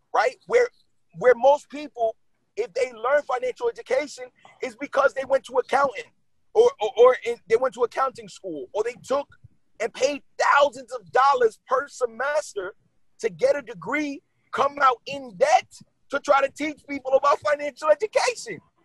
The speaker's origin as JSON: {"language": "English", "town": "New York City", "region": "New York", "country": "United States", "tie": "born or raised there", "moved": "as an adult", "lives_now": "New Jersey, United States", "said": "I was born and raised in Brooklyn. Like, and I live in Jersey for the last nine years"}